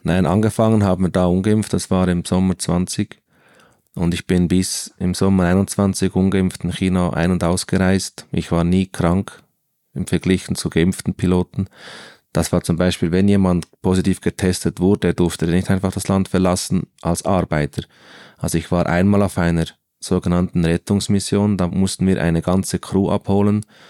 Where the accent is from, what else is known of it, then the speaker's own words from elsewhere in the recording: Bern, Switzerland; also born or lived in Central Switzerland; ich bin in Bern aufgewachsen